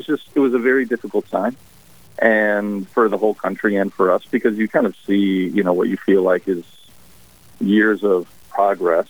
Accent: Wisconsin, United States; moved away as an adult; also born or lived in Nicaragua; now in New Ulm, United States; I grew up in Wisconsin

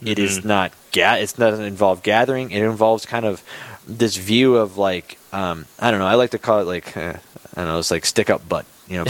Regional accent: Bismarck, North Dakota, United States; I grew up in Bismarck, right? There's a school in Bismarck

